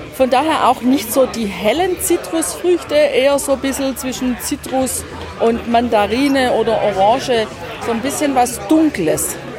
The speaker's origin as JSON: {"language": "German", "country": "Germany", "said": "bei uns zu Hause in Deutschland"}